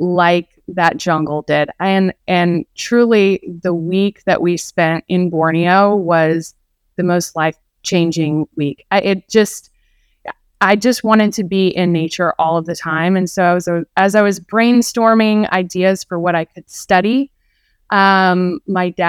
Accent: Houston, Texas, United States; moved away as an adult; also born or lived in Clemson, South Carolina; I grew up in Houston, Texas

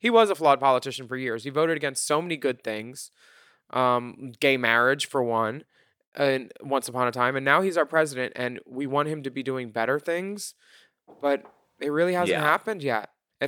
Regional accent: United States; talking about Trump or how shitty my country is right now. It's easier. You know, when a cashier says, where are you from? Canada.

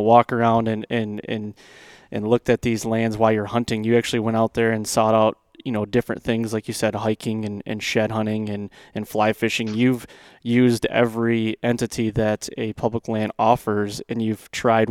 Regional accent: central Michigan, United States; I grew up in Michigan as well, central Michigan

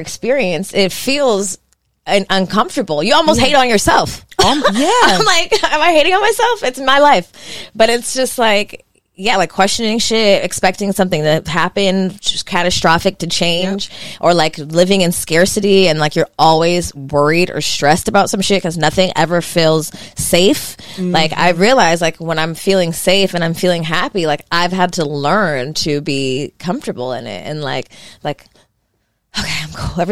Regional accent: the Valley, California, United States; I grew up in the Valley

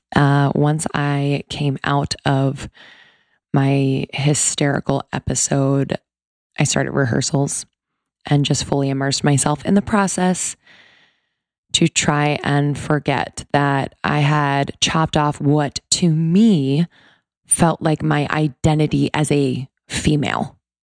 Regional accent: East Coast, United States; I grew up on the East Coast

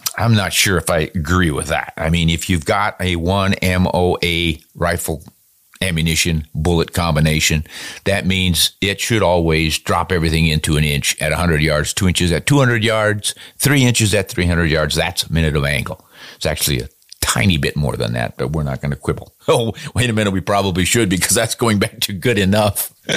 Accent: United States

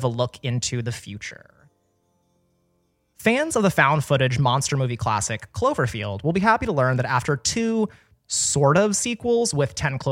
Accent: Texas, United States; comes out of my home state

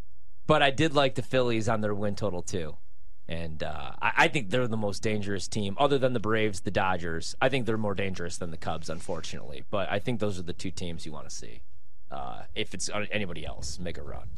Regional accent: Slovenia; I did, too. It's my home country.

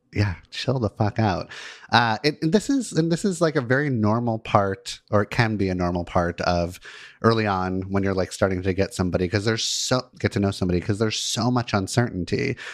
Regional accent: Los Angeles, California, United States; I grew up in Los Angeles

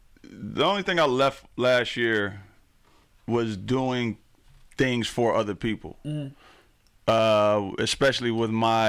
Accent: Pontiac, Michigan, United States; I grew up in Pontiac.

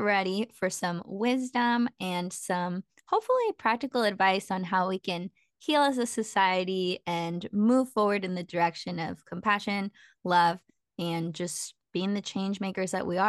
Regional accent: Petaluma, California, United States; I grew up in Petaluma

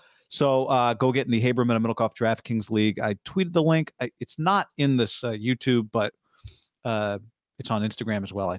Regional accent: Germany; English is a second language; Well, I'm from Germany, and I can tell you that it's a huge fan base, and it's getting bigger year to year.

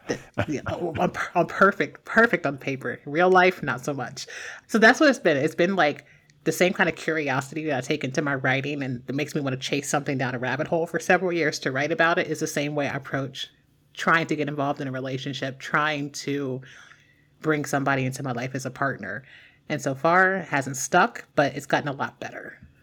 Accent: Mahoning River area, Ohio, United States; moved away as an adult; in my hometown, um, there is a bridge that's, like, this intersection of three roads.

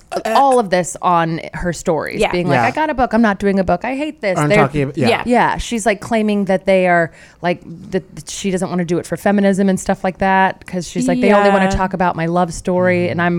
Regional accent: California, United States; moved away; I grew up in California

